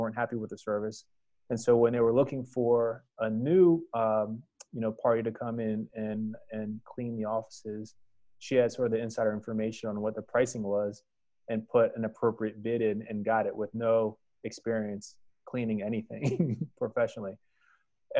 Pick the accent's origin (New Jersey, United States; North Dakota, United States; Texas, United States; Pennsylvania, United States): New Jersey, United States; outside Philadelphia; moved away as an adult; also born or lived in Annapolis, Maryland; I am originally from Philadelphia, or outside of Philadelphia in South Jersey.